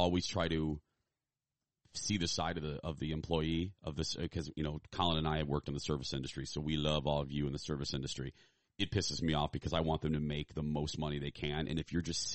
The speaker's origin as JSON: {"language": "English", "region": "Indiana", "country": "United States", "moved": "yes", "lives_now": "Minnesota, United States", "said": "I'm from Indiana originally"}